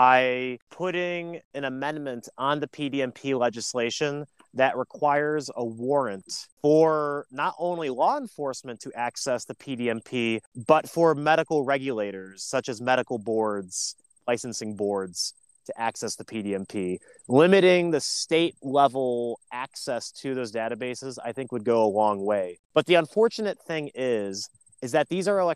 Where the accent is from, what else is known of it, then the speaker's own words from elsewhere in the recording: Lake County, Northeast Ohio, United States; also born or lived in Cleveland, Ohio; especially in my hometown, I grew up in Lake County